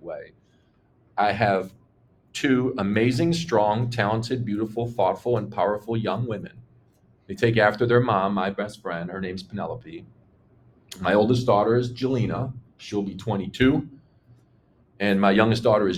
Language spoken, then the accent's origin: English; Chicago, Illinois, United States; I'm born and raised in Chicago